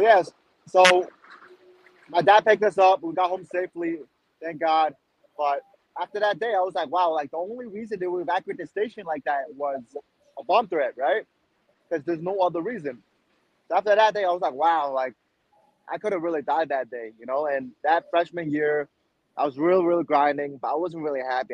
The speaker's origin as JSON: {"language": "English", "town": "New York City", "region": "New York", "country": "United States", "tie": "born or raised there", "also_born_or_lived": "China", "said": "I immigrated to New York City from China when I was six years old. Went to middle school, high school here"}